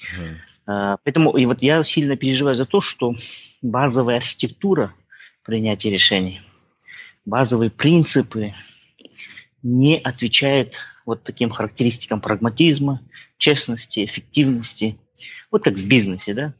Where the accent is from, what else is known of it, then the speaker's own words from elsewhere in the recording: Kazakhstan; also born or lived in Italy; я казах